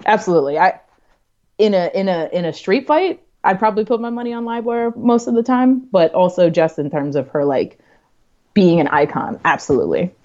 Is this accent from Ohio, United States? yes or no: no; New York City, New York, United States; I'm a New Yorker